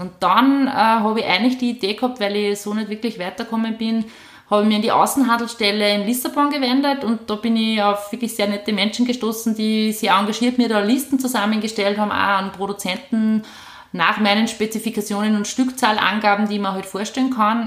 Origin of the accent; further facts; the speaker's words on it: Upper Austria, Austria; also born or lived in Vienna / Wels area; ich bin eine gebürtige Oberösterreicherin, ähm, bin nach der Matura nach Wien gegangen